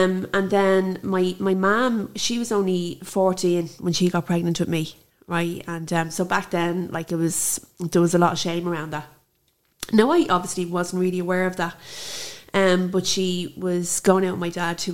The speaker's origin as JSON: {"language": "English", "town": "Dublin", "region": "Leinster", "country": "Ireland", "tie": "born or raised there", "said": "I grew up in Ballymun, and I always say in the posh part"}